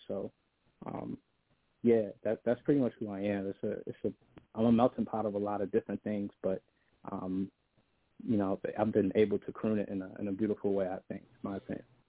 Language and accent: English; Buffalo, New York, United States; I'm an artist from Buffalo, uh, Buffalo, New York.